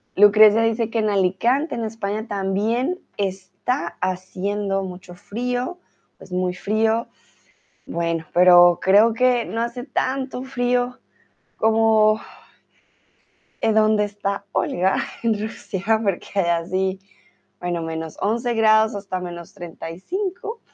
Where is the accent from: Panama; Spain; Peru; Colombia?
Colombia; tutora de español aquí en Chatterbox, soy de Colombia